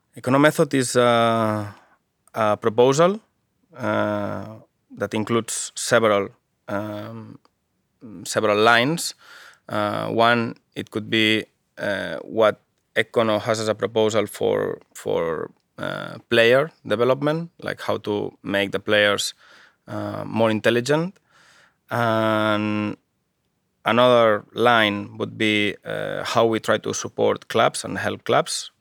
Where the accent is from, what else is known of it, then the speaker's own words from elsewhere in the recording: Barcelona, Catalonia, Spain; English is a second language; moved away as an adult; also born or lived in Japan; now in Finland; I am from Barcelona, from Catalonia, one part of Spain at the moment.